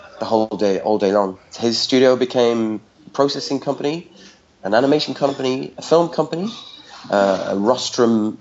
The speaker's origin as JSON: {"language": "English", "country": "Ireland", "moved": "yes", "lives_now": "Paris, France", "said": "I'm Irish and not Egyptian."}